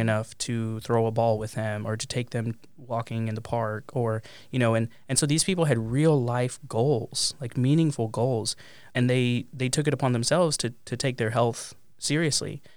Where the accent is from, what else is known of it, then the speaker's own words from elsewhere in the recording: Pampa, Texas, United States; moved away as an adult; also born or lived in Amarillo, Texas / Columbus, Ohio; from a public school in my hometown of Pampa, Texas